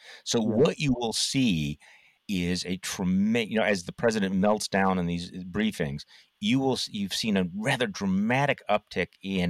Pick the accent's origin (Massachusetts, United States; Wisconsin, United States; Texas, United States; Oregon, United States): Wisconsin, United States; my home state of Wisconsin.